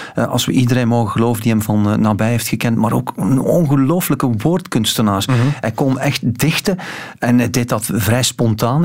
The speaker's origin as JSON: {"language": "Dutch", "region": "West Flanders", "country": "Belgium", "said": "Als West-Vlaming"}